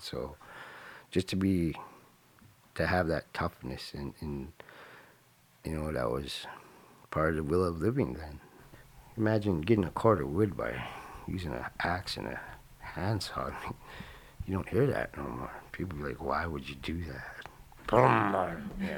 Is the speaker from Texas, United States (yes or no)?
no; Nenana, Alaska, United States; also born or lived in Fairbanks, Alaska; I was raised here in Indiana by my grandma till I was five, and I moved back here when I was eleven. Been here ever since.